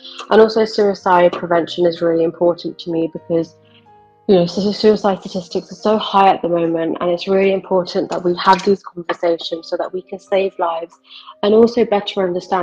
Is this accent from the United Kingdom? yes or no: yes; United Kingdom; I'm Indian, but I live in the UK and I was born and brought up here.